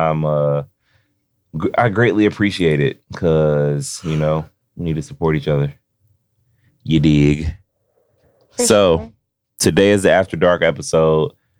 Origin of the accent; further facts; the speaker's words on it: Cincinnati, Ohio, United States; I'm from Cincinnati, OTR